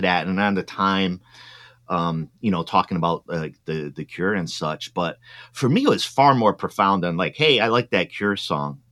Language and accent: English; East Coast, United States; also born or lived in Midwest; now in Oregon, United States; I grew up on the East Coast